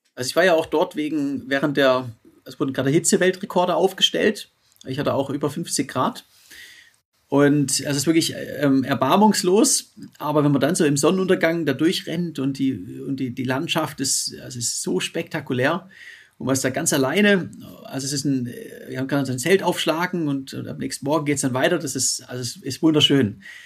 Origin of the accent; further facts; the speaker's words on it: Stuttgart, Baden-Württemberg, Germany; in Stuttgart